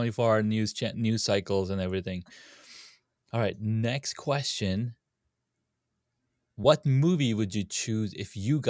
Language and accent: English; Saudi Arabia; moved away; So I grew up in Saudi.